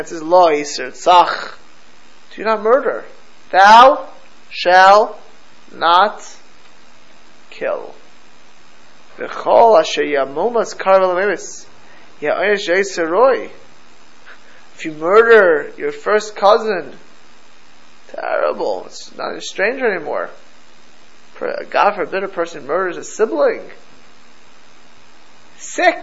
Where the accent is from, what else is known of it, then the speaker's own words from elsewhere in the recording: Florida, United States; I grew up in Florida